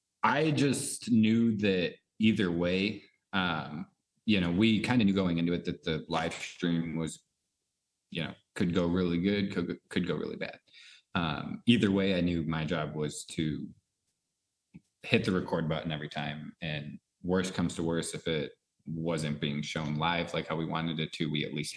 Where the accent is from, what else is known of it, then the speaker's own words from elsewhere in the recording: New York, United States; moved away; I came from New York. I moved out here about 3 years ago